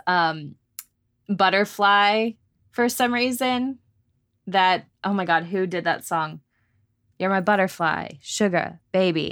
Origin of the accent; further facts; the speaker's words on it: Arlington, Texas, United States; I went to Six Flags Over Texas in Arlington, 'cause that's my hometown